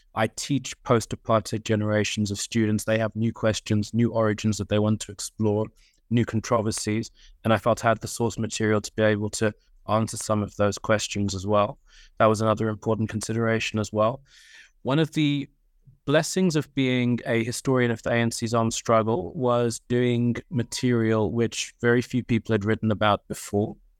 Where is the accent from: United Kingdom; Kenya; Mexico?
United Kingdom; England; moved away as an adult; also born or lived in Eswatini / Plymouth / London / Oxford; now in South Africa; I was born in nineteen eighty in Rallyford King Memorial Hospital in, um, a place which is now called Eswatini, but it was then Swaziland. We lived for eight years, a happy, idyllic life from a youngster's point of view on the University of Swaziland campus. But then in nineteen eighty-eight, we moved to, um, England as refugees. We were in England for nineteen years